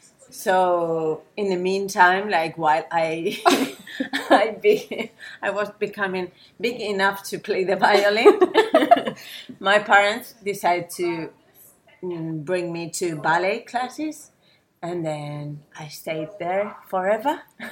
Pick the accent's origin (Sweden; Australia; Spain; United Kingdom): Spain; Zaragoza, Aragon; English is a second language; I'm from Zaragoza, mm-hmm. Zaragoza. And yeah, it's not really big. It's less than 1 million inhabitants. It's in the northeast of Spain, just in the middle from Barcelona to Madrid.